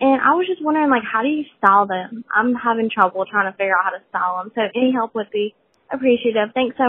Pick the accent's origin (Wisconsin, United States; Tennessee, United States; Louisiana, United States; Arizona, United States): Louisiana, United States; I'm from Louisiana.